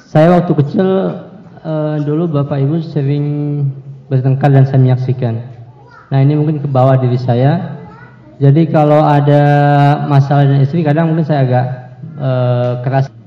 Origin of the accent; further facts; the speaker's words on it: Kendari, Southeast Sulawesi, Indonesia; also born or lived in Yogyakarta; Saya dari Sulawesi Kendari, bukan asli sana, cuman besar di sana.